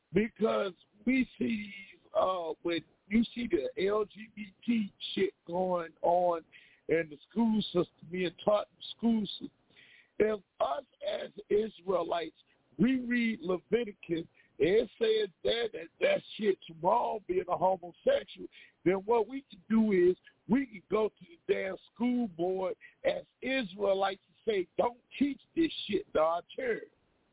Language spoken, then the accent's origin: English; Virginia, United States; now in Pennsylvania, United States; I'm from DMV. I'm from Virginia.